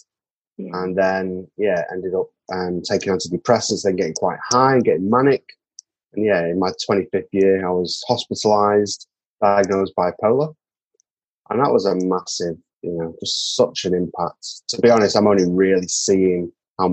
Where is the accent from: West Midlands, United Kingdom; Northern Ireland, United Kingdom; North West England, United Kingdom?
North West England, United Kingdom; Manchester; moved away as an adult; now in New Zealand; I was born and bred in Manchester in the north of England.